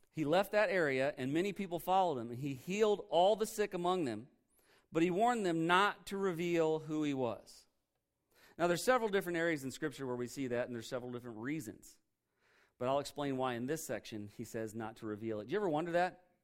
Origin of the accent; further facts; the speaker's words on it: Indiana, United States; I'm from Indiana